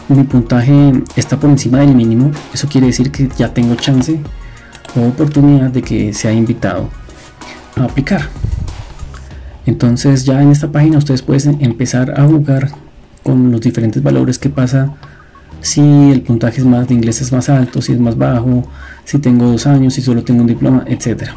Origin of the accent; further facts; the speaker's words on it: Colombia; estoy en Colombia